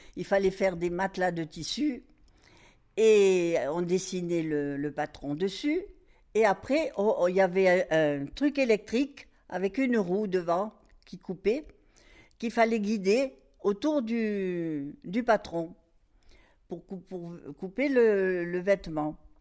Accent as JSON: {"language": "French", "town": "Marseille", "region": "Provence-Alpes-Côte d'Azur", "country": "France", "tie": "born or raised there", "moved": "as an adult", "lives_now": "Morocco", "said": "à l'âge de, de 3 ans, 2 ans, 3 ans, on est parti habiter Marseille. Et puis voilà, et puis donc j'allais à l'école. On habitait en, banlieue de Marseille, ça s'appelait les Camoins"}